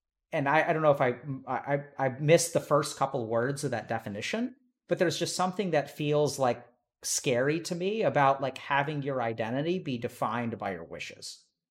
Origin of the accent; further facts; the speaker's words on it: India; or that I'm a doctor, or that I'm Indian, or that I'm a male